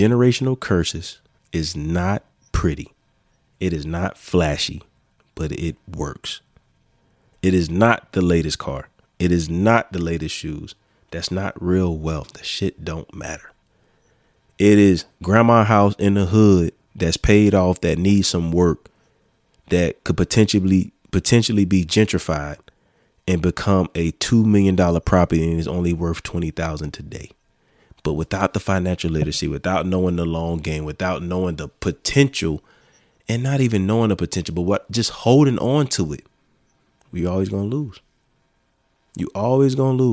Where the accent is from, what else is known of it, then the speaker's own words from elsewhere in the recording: Florence, United States; my hometown don't look like my hometown like it was when I was growing up